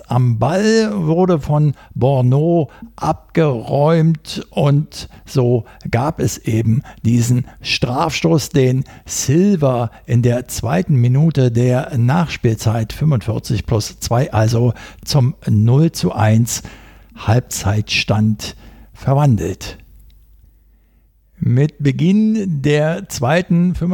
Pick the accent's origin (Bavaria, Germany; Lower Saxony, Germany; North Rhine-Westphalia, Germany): North Rhine-Westphalia, Germany; Was macht man denn nun als Ostwestfale mit einem solch angebrochenen Abend und der Niederlage im Gepäck?